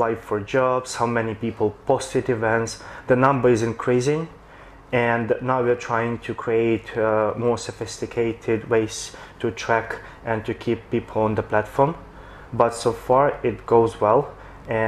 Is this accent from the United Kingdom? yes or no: no; Ukraine; now in Shanghai, China; back in my country, I'm from Ukraine